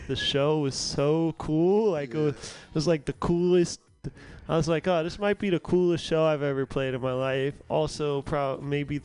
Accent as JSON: {"language": "English", "region": "New York", "country": "United States", "also_born_or_lived": "Jersey City, New Jersey", "said": "we're from New York"}